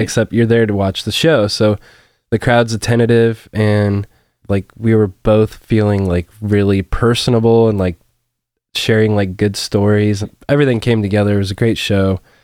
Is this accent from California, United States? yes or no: no; Forrest, Illinois, United States; I grew up in Forest